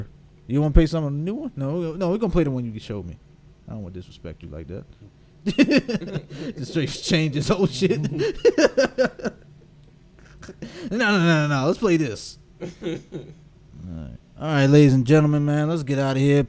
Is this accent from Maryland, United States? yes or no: yes; Baltimore, Maryland, United States; you already know how I feel about my hometown